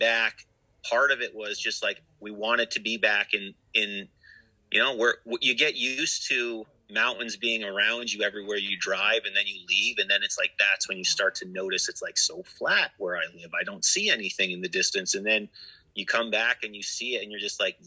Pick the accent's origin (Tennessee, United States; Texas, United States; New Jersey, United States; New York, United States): New York, United States; Lake Placid; I grew up right here in Lake Placid